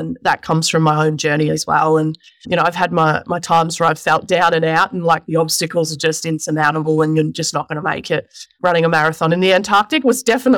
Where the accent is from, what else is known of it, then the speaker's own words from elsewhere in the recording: Mount Evelyn, Victoria, Australia; Just in Mount Evelyn here in Victoria